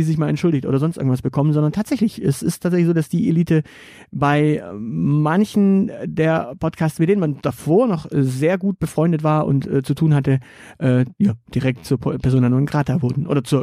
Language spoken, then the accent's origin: German; Stuttgart, Baden-Württemberg, Germany; Und das sage ich als Stuttgarter, äh, aus dem, aus dessen Stadt dieser Quatsch gerade aktuell kommt.